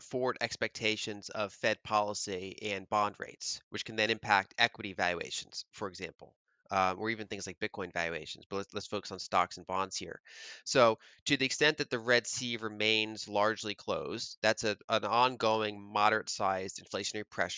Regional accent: United States; as an American

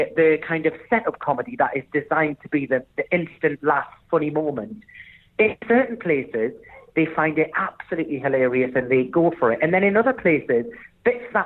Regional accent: United Kingdom; accent: strong northern; my strong northern accent

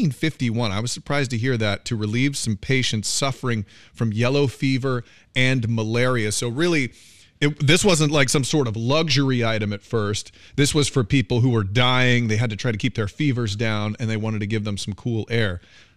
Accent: West Palm Beach, Florida, United States; Born in Florida, college in Florida, married in Florida, moved away for the job for a few years

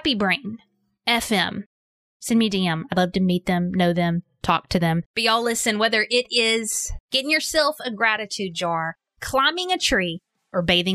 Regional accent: Arkansas, United States; I grew up in Arkansas

